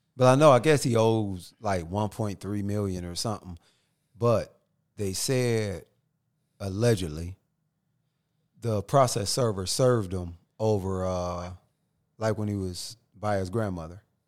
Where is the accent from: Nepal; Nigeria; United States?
United States; Northeast Ohio; I'm from Northeast Ohio